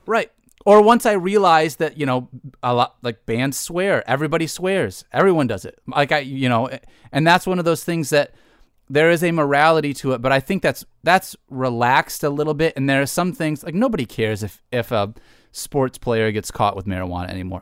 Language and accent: English; Detroit, Michigan, United States; I I grew up in Michigan, Detroit sports fan through and through.